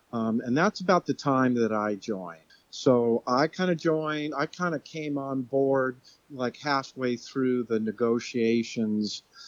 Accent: Los Angeles, California, United States; moved away as an adult; also born or lived in Seattle; I had recently moved to Seattle from Los Angeles. I'm originally from Los Angeles area.

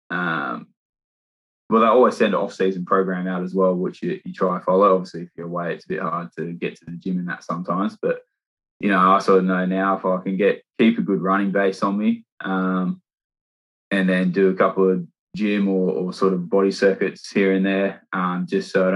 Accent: Sydney, New South Wales, Australia; born or raised there; moved away as an adult; now in Gloucester, United Kingdom

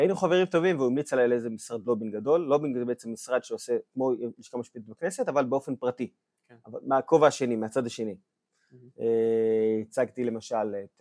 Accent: Ashkelon, Southern District, Israel; moved away; גדלתי באיזה אזור, באשקלון אמנם

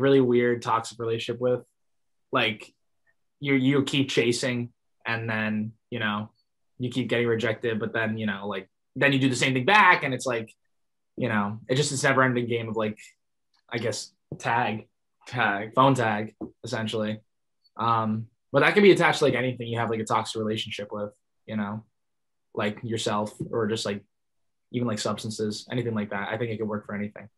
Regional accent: Toms River, New Jersey, United States; born or raised there

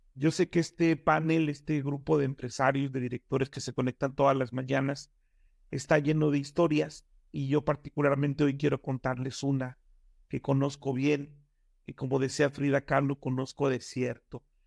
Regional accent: Nezahualcóyotl, State of Mexico, Mexico; also born or lived in Oaxaca; yo vivía en Nesa

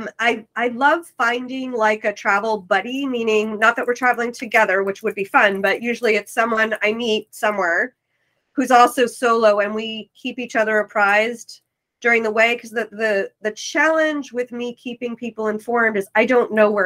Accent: New York City, New York, United States; moved away; I'm from New York City

